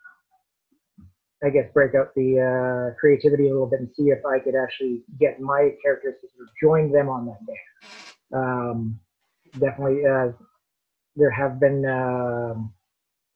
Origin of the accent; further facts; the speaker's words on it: Canada; I am a Canadian comic book writer